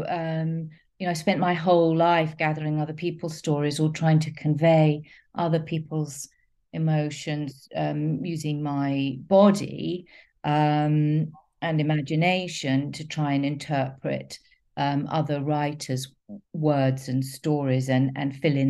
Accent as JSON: {"language": "English", "region": "London", "country": "United Kingdom", "tie": "born or raised there", "said": "I grew up in North London and East London"}